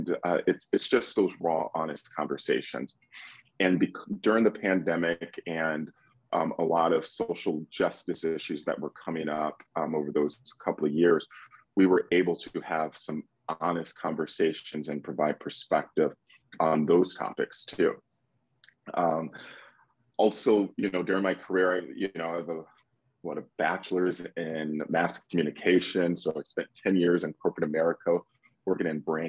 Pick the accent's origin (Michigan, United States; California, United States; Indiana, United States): Michigan, United States; Detroit; moved away as an adult; now in Atlanta, United States; I'm born and raised in Metro Detroit